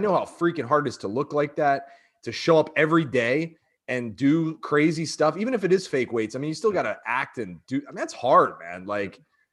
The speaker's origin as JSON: {"language": "English", "town": "Virginia Beach", "region": "Virginia", "country": "United States", "tie": "born or raised there", "said": "I grew up in a beach area in Virginia Beach"}